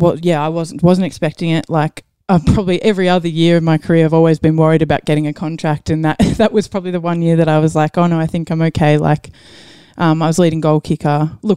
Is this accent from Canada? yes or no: no; New Zealand; also born or lived in Maryborough; now in Australia; Yeah, family from New Zealand, so lived there growing up and then moved back here. So born here, New Zealand, moved back here. then I was in Maryborough for a while.